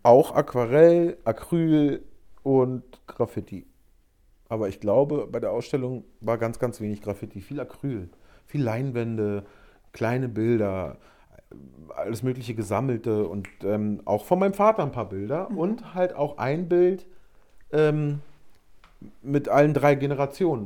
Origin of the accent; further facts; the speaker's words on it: Berlin, Germany; ich komme aus Berlin